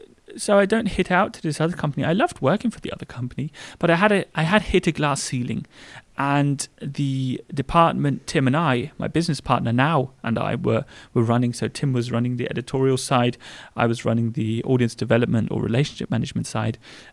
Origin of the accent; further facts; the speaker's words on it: England, United Kingdom; now in Germany; because I think although we are English and we were brought up English, Germany is my home.